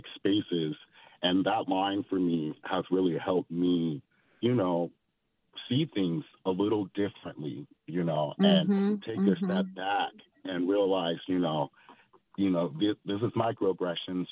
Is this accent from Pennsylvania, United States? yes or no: no; California, United States; I'm from California. I'm a California native